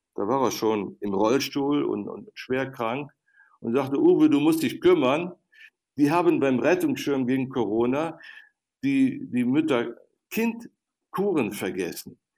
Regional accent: Viersen district, North Rhine-Westphalia, Germany; in meiner Heimat am Niederrhein im Kreis Viersen

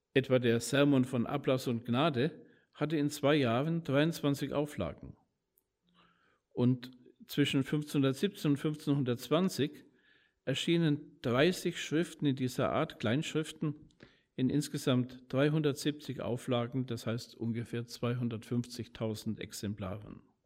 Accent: Nuremberg, Bavaria, Germany; in meiner Heimatstadt in Nürnberg

